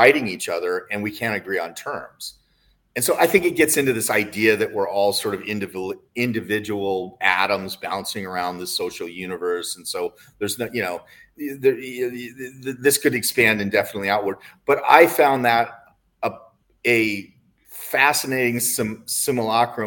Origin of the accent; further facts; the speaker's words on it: United States; I'm an American